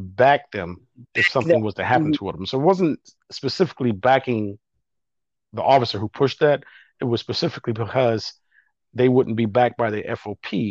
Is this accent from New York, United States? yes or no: yes; Buffalo, New York, United States; moved away; growing up in Buffalo as a kid